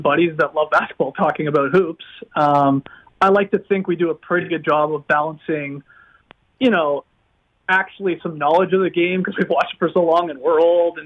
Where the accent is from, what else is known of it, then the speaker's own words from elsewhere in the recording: Stratford, Ontario, Canada; I grew up in Stratford, Ontario